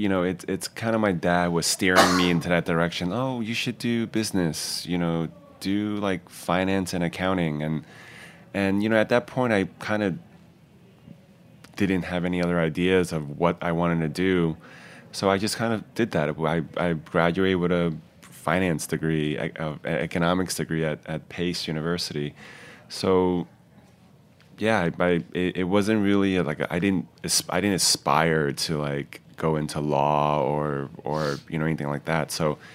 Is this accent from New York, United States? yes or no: yes; Queens, New York, United States; And I grew up essentially in Queens from like grade school like to high school, like a bulk of the years living in Queens.